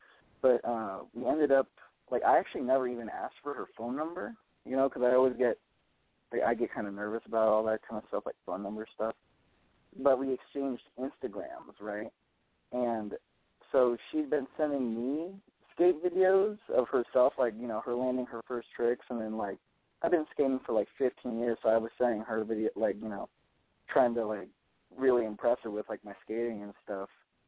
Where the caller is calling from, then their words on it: Oakland, California, United States; I'm from Oakland, California.